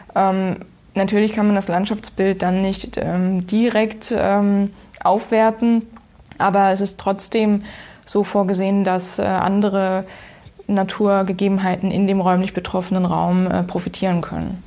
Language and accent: German; Oberbergisches Land, North Rhine-Westphalia, Germany; Ähm, ich komme aus dem Oberbergischen. Das liegt in NRW, circa 40 Kilometer östlich von Köln.